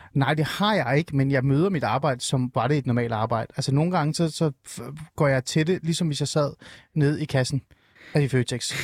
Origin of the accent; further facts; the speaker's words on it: Rungsted, Capital Region of Denmark, Denmark; jeg er nemlig fra Rungsted og fra Nordsjælland